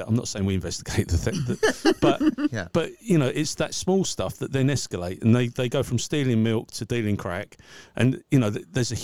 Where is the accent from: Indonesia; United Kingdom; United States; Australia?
United Kingdom; Braintree, East of England; I'm from Braintree in Essex, United Kingdom.